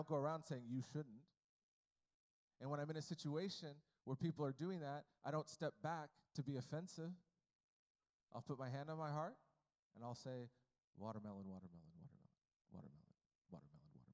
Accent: United States; I was born in America

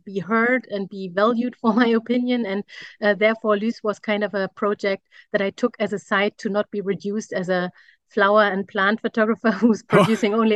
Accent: Germany; I'm a photographer from Germany.

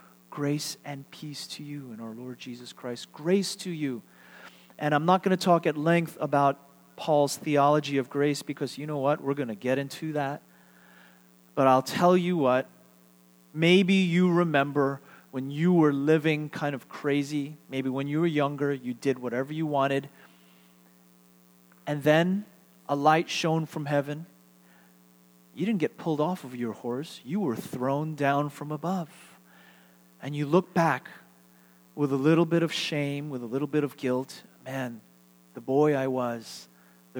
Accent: United States; being Korean American

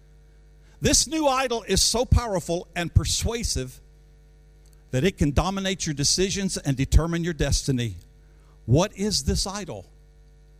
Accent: United States; moved away as an adult; now in Kenya; I, being an American by birth, African by begging

